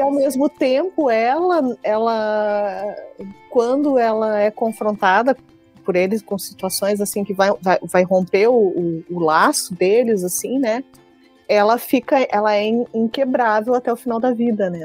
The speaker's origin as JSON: {"language": "Portuguese", "town": "Pelotas", "region": "Rio Grande do Sul", "country": "Brazil", "said": "eu sou do, sul, do extremo sul do país, né? Eu moro na cidade, moro e sou de Pelotas, que é uma cidade muito perto aqui do Uruguai"}